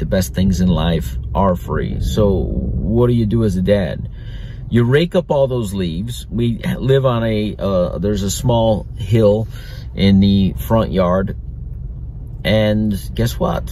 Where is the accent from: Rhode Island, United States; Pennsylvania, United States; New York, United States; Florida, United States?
Florida, United States; I grew up in Florida